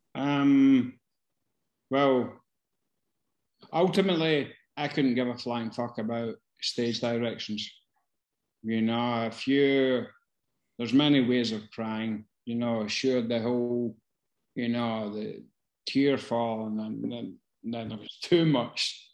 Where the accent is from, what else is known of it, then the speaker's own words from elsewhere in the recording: Glasgow, Scotland, United Kingdom; growing up in Glasgow. I fucking did that.